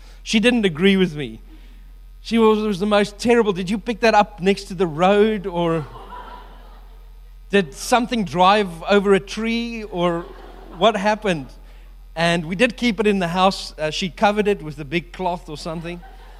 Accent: New Zealand; And so the World Cup is coming up at the end of the year, and I'm so excited because I'm a Kiwi, can't wait to watch it.

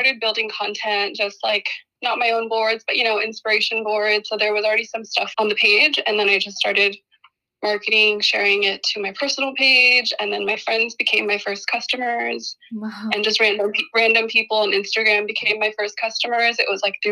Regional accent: Portland, United States; I was born and raised in Portland

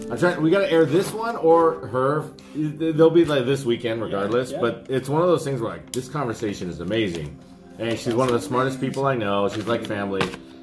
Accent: Santa Clara, California, United States; also born or lived in Boston / San Jose; I grew up in Santa Clara, and then I took my lumps in San Jose, but I kind of grew up in Boston and then back to San Jose.

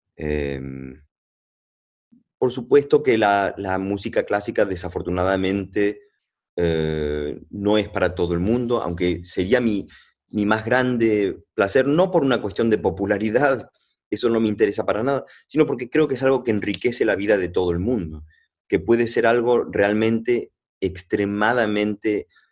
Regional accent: Venezuela; also born or lived in Argentina (family); yo no soy colombiano, pero bueno, pero nací en Venezuela

